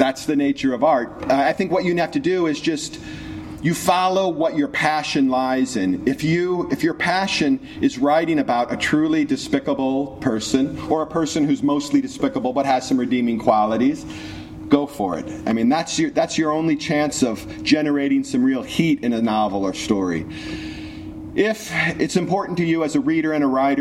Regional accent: St. Louis, Missouri, United States; I'm from St. Louis

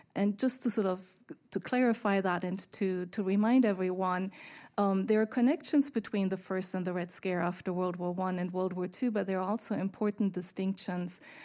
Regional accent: Germany; moved away; my home country where I was born, West Germany

